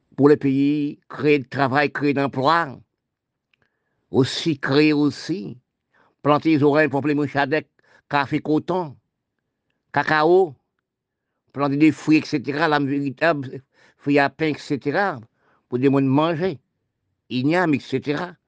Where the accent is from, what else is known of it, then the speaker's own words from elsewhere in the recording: Haiti; now in Guadeloupe; je parle de mon pays d'Haïti, je suis né en Haïti. Toute ma famille, est en Haïti